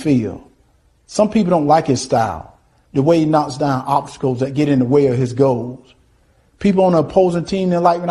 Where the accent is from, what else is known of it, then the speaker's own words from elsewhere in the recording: Deep South, United States; Growing up in the Deep South